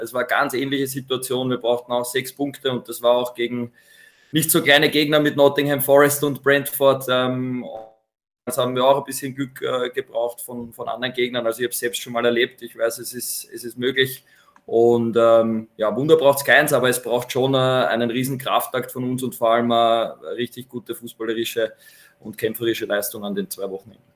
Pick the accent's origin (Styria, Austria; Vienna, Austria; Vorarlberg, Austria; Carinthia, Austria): Vienna, Austria; moved away as an adult; now in Ried im Innkreis, Austria; als Wiener, bevor ich nach Ried gekommen bin